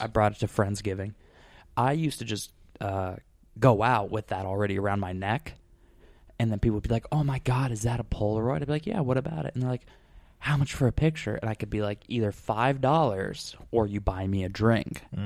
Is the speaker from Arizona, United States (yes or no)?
yes; Scottsdale, Arizona, United States; moved away; I'm from Scottsdale